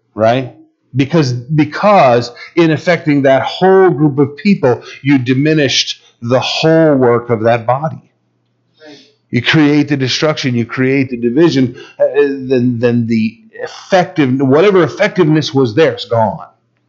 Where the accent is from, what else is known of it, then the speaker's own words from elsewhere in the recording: United States; we're American rebels